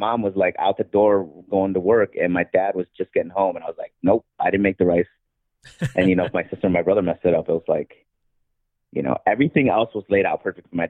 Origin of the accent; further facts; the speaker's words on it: Chicago, Illinois, United States; moved away as an adult; now in New York, United States; Filipino-American, from Chicago, born and raised in Chicago until about 05, and then went to New York and been in New York since then.